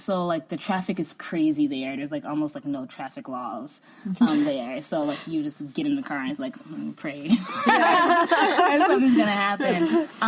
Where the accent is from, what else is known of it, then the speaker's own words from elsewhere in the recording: United States; also born or lived in Chicago; me, as like an American